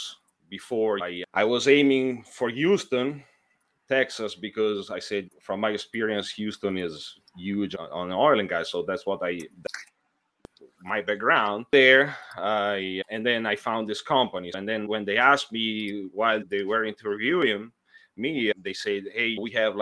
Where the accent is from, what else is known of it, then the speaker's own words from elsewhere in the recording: Italy; moved away as an adult; now in United States; I'm from Italy